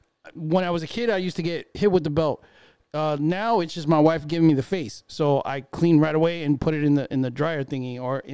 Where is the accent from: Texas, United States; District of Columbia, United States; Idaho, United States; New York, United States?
New York, United States; Port Chester; I was born in Portchester, New York.